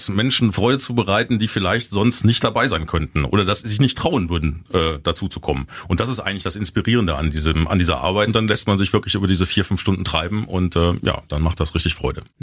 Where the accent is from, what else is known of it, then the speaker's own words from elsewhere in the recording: Frisia, Germany; born there; So habe ich übrigens auch als gebürtiges Friesenkind, das ich ja bin, den rheinischen Karneval kennengelernt.